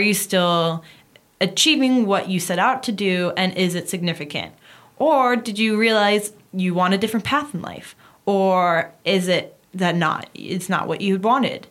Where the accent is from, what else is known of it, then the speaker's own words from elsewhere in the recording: United States; now in Paris, France; my home country, as screwed up as it is, is still the States